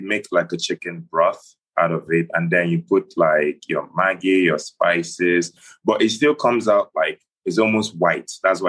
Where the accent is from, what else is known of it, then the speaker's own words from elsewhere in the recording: Onitsha, Anambra, Nigeria; I'm from the eastern part of Nigeria. I'm Igbo. I'm originally, like, from Anambra. So inside Anambra, I'm from Onitsha. So my parents are from Onitsha. My grandparents from both sides are from Onitsha. My great-grandparents from both sides are Onitsha.